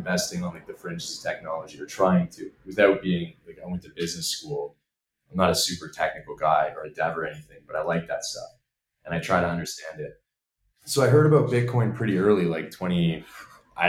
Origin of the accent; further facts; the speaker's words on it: Canada; moved away as an adult; now in Portugal; I'm Canadian.